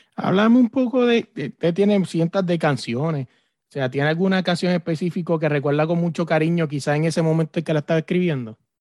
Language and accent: Spanish; Puerto Rico; yo soy de Puerto Rico